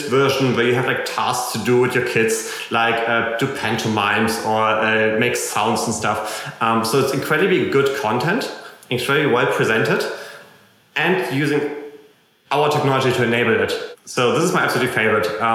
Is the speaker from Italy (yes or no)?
no; Germany; accent: German; English is a second language; also born or lived in United States; you can tell my accent is probably German, and I lived in America for a year, and I still haven't gotten over my German accent